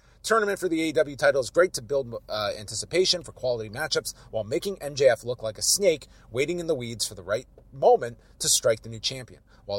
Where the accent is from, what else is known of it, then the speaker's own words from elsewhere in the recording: New York, United States; As a New Yorker who is a hip-hop and wrestling fan, … playing Daniel Garcia to the ring in Buffalo is a big deal.